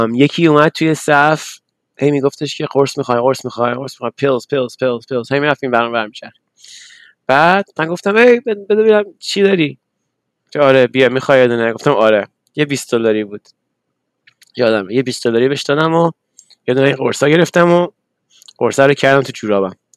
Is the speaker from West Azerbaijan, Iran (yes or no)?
no; Tehran, Tehran Province, Iran; moved away; ما بچه تهرانم یعنی بچه شهرم